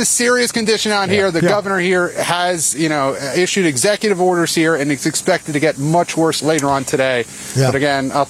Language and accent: English; Miami, Florida, United States; I am from Miami